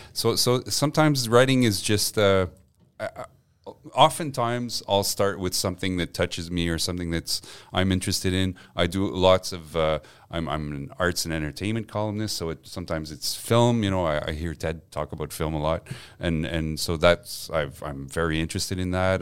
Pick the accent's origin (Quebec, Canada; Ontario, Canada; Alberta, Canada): Quebec, Canada; Montreal; English is a second language; also born or lived in Gaspé / Westmount; I grew up on the West Island